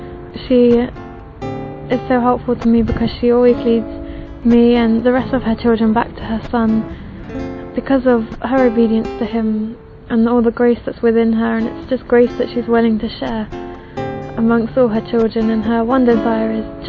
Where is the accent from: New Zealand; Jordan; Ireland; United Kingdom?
United Kingdom; England; I'm 20 years old and I'm from England.